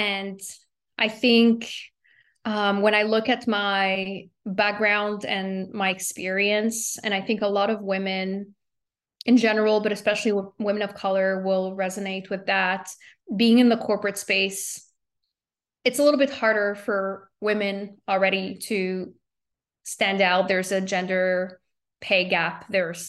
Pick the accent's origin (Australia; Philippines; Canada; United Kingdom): Canada; Montreal, Quebec; moved away as an adult; also born or lived in New York City; now in United States; I'm from Montreal.